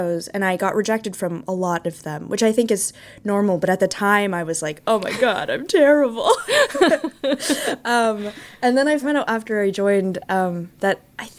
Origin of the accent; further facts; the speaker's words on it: California, United States; now in New York, United States; And then I'm not originally from Vermont. That's why I mentioned it. I'm from California. So Vermont was like a whole new world.